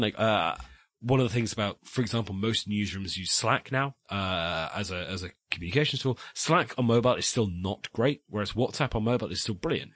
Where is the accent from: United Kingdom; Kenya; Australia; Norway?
United Kingdom; West Country, South West England; I'm from the West Country. We speak very fast